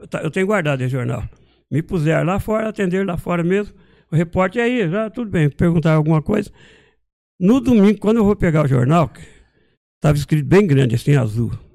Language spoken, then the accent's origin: Portuguese; Marília, São Paulo, Brazil; moved away; also born or lived in Montes Claros, Minas Gerais / São José dos Campos; lá em Marília, de onde eu vim